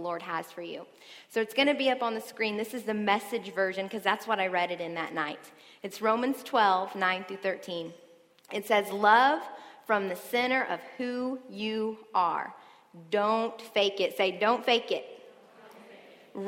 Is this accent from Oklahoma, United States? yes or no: yes; Tulsa, Oklahoma, United States; moved away as an adult; also born or lived in Dallas, Texas; now in Oklahoma City, United States; I'm from Tulsa, Oklahoma. I lived there, born there, raised there.